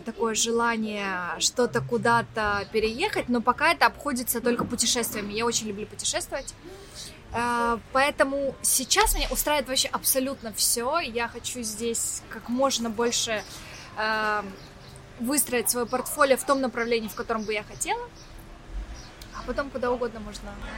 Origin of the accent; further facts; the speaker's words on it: Ukraine; accent: Ukrainian-influenced; Мне вообще много словечек таких, наверное, каких-то украинских. И мне кажется, у меня говор вообще такой чуть-чуть другой